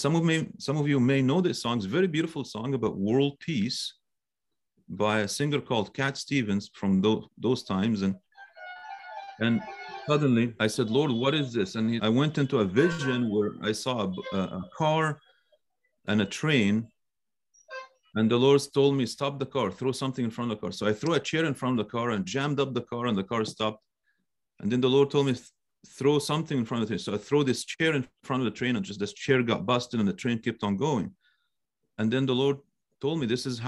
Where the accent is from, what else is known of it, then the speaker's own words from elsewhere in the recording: Cairo, Cairo Governorate, Egypt; moved away; I am Egyptian by birth. I'm a Coptic Egyptian. That's where I was born and I grew up.